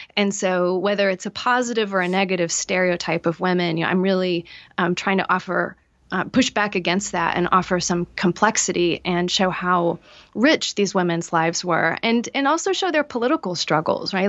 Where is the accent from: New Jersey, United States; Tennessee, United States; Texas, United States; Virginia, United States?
Tennessee, United States; East; I grew up in East Tennessee